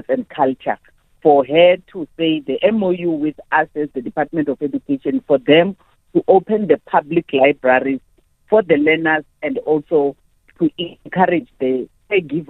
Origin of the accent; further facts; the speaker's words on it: South Africa; who we are as South Africans